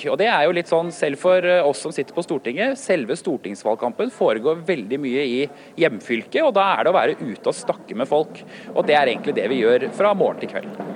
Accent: Norway; Som nordmann

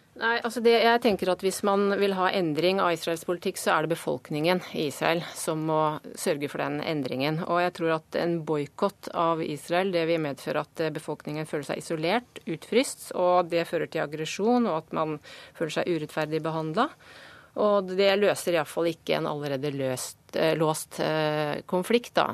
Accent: Norway; vi kommer fra Norge

